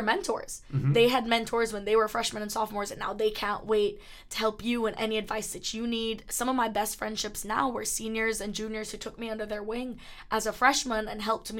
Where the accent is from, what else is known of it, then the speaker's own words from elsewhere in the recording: Kingston, Jamaica; now in Boston, United States; I'm from Kingston, Jamaica